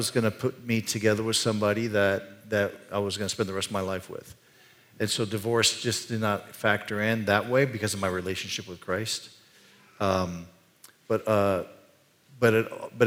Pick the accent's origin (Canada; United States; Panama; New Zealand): Panama; I grew up in the country of Panama.